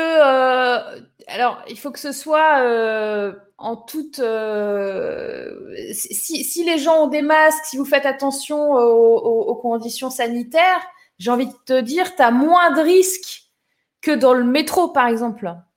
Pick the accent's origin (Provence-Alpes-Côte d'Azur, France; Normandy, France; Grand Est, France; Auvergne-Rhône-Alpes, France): Provence-Alpes-Côte d'Azur, France; Toulon; moved away; je suis née à Toulon, les girls. Je suis allée au lycée, pas à Toulon, juste à côté. Je suis du Var